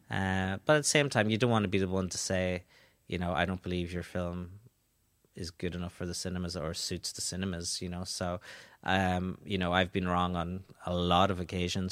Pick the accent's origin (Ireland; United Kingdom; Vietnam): Ireland; Donegal, Ulster; I am from Donegal